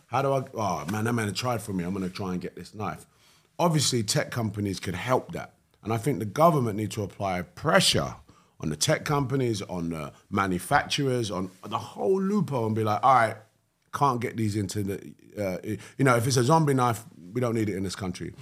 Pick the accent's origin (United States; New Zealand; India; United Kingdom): United Kingdom; London; I grew up in East London. Hackney, Cannon Town.